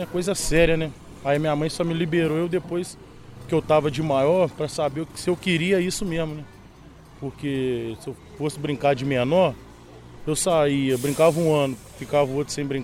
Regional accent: São Fidélis, Rio de Janeiro, Brazil; Vocês são de São Fidélis? Sou de São Fidélis.

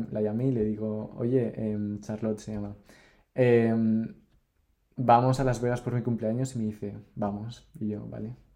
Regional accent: Mexico City, Mexico; born there; Y después fuimos a Ciudad de México, que es donde yo nací, cerquita

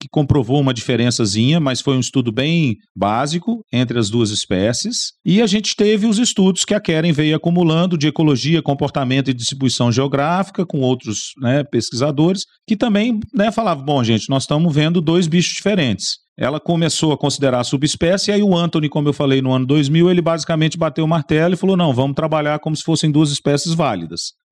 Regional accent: Minas Gerais, Brazil; eu, como bom mineiro

